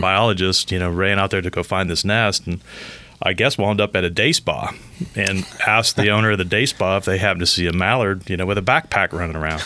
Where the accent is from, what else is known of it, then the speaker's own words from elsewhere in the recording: Southeast Michigan, United States; growing up in Michigan, Southeast Michigan